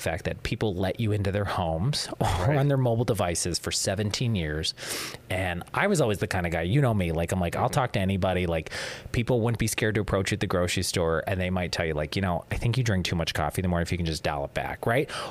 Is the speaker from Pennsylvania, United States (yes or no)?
yes; Johnstown, Pennsylvania, United States; moved away as an adult; now in Northeastern Pennsylvania, United States; I'm originally from Johnstown, Pennsylvania